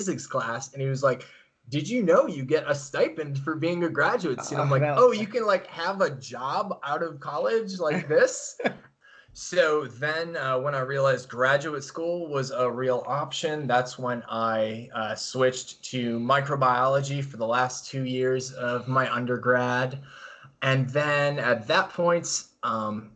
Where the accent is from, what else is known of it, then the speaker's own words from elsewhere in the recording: Chicago, Illinois, United States; moved away as an adult; also born or lived in Carbondale, Illinois; now in Arizona, United States; originally I am from the northwest suburbs of Chicago. I grew up there, my whole life up till I went to undergraduate at Southern Illinois University in Carbondale